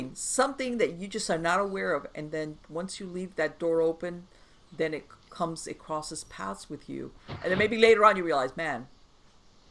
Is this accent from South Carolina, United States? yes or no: no; Miami, Florida, United States; I grew up in Miami